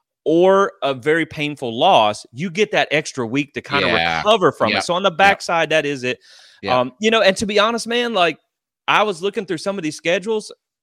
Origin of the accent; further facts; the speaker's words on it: the South, United States; And I'm from the South. I have Southern blood.